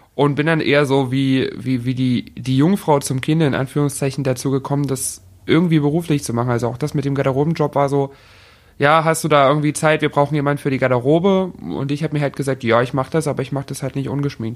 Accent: Dresden, Saxony, Germany; Ich bin in Dresden geboren, genau. Ich habe mein ganzes Leben hier gewohnt

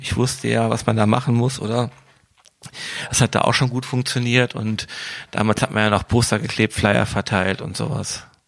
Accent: Wuppertal, North Rhine-Westphalia, Germany; Ich komme aus Wuppertal

